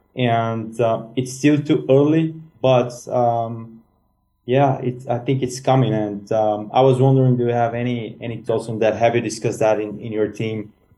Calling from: Sofia, Sofia City, Bulgaria; I'm calling from Sofia, Bulgaria

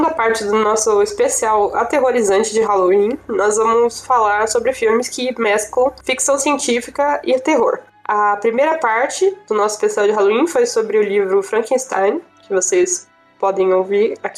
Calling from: São Paulo, Brazil; tenho 21 anos, eu falo de São Paulo

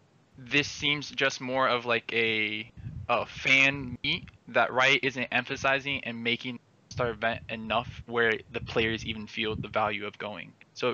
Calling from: Miami, Florida, United States; Miami, Florida.

